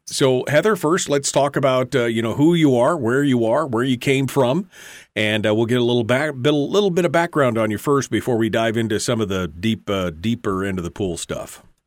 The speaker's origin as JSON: {"language": "English", "region": "Alaska", "country": "United States", "said": "I'm only third generation, but my, my family's been here since nineteen sixteen"}